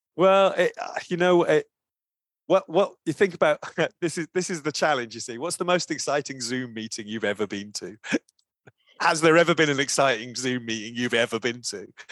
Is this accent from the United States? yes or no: no; Brighton, South East England, United Kingdom; I worked in a small, uh, organization in my hometown in Brighton in the U K